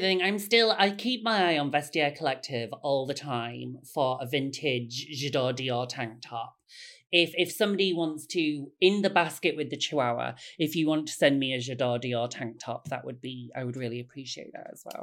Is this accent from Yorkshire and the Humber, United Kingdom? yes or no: yes; Bradford, Yorkshire and the Humber, United Kingdom; I'm from Bradford